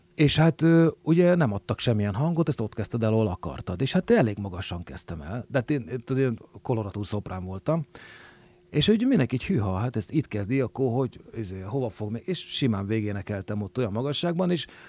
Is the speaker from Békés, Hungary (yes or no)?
no; Budapest, Hungary; én belvárosi gyerek voltam, tehát a parlament tövében nőttem föl.